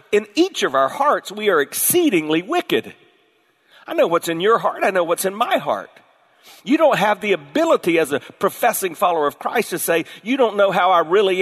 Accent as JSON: {"language": "English", "region": "the South", "country": "United States", "tie": "born or raised there", "said": "I was born in the South"}